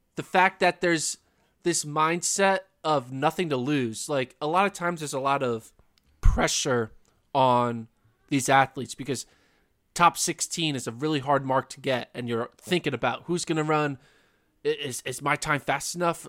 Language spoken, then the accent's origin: English; the Northeast, Pennsylvania, United States; now in Texas, United States; I'm from the Northeast. Like I grew up in crazy winter storms. I would have, you know, Pennsylvania storms all over the place.